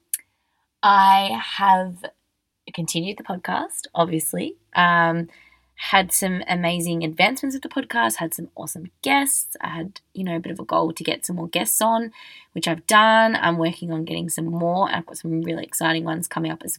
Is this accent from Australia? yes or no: yes; Australia; also born or lived in Melbourne; I'm just an Australian girl